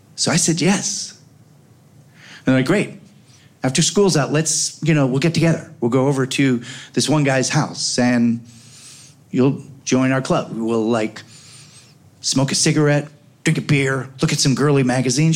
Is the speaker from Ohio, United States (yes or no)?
no; Oak Park, Illinois, United States; I grew up on Gunderson and Madison in Oak Park